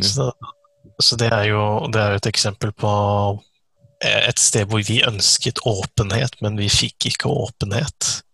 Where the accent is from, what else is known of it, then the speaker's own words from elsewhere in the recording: Eastern Norway, Norway; moved away as an adult; now in Kristiansand, Norway; jeg er egentlig fra Østlandet òg